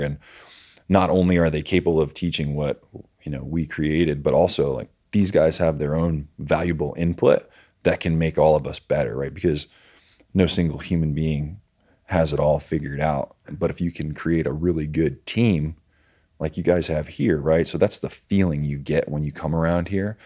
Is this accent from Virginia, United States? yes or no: yes; Virginia Beach, Virginia, United States; I'm from, uh, Virginia Beach, Virginia